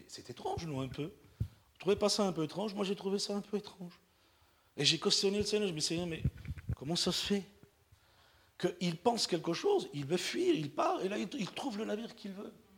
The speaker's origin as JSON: {"language": "French", "town": "Perpignan", "region": "Occitania", "country": "France", "moved": "yes", "said": "Je suis un Catalan de Perpignan. Ok? Je suis Catalan de Perpignan. Communauté gitane"}